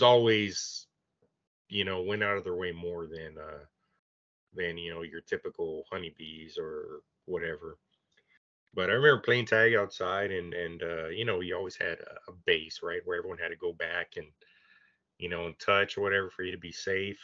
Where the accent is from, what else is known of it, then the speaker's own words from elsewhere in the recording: Bishop, Texas, United States; I grew up in Bishop